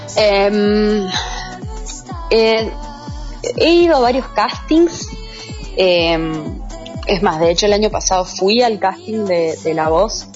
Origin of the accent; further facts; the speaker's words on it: San Juan, Argentina; also born or lived in Mendoza; soy de San Juan y bueno, salí del secundario y me fui a estudiar artes dramáticas en la UNCuyo